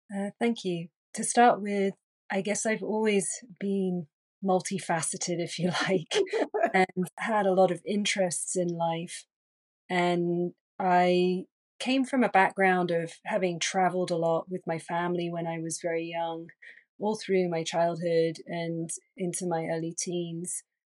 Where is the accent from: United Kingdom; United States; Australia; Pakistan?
United Kingdom; England; moved away; also born or lived in London; I'm originally from England, and I was living in London